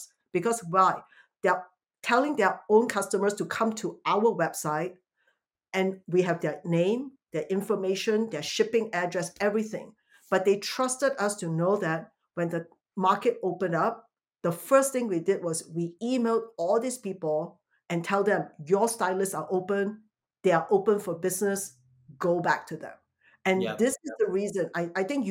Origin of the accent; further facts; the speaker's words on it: Singapore; now in United States; coming from Singapore